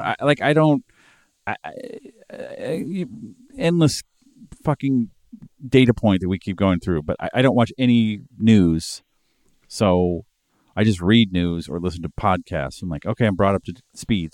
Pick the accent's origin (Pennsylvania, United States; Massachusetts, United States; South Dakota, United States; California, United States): Massachusetts, United States; Boston; I'm from Boston